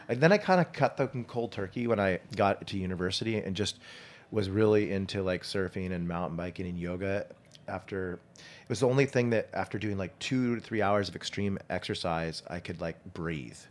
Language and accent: English; Saratoga, California, United States; growing up in Saratoga Hills in the, in the Silicon Valley